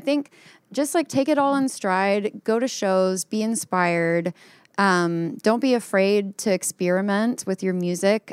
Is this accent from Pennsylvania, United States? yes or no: no; North Texas, United States; my neck of the woods in North Texas